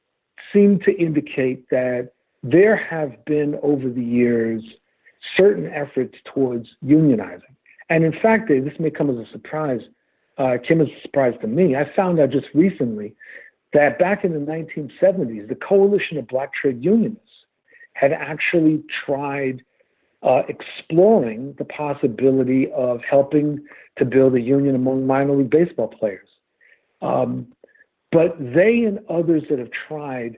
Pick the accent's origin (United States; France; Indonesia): United States; New York City, New York; I grew up with baseball in New York City.